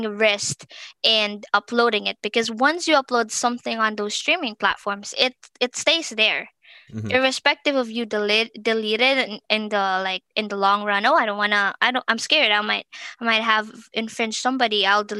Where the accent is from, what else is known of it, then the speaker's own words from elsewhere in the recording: Philippines; moved away as an adult; now in United States; initially I'm from the Philippines